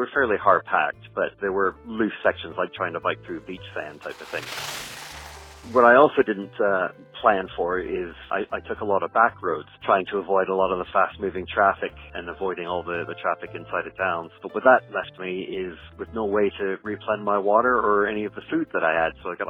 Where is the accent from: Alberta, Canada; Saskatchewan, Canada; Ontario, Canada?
Ontario, Canada; Brampton; also born or lived in Ottawa / United Kingdom; now in Miami, United States; I'm originally from Brampton in Canada, but I call Ottawa home more than Brampton. Lived in the UK for the last 15 years, now just recently moved back to Miami.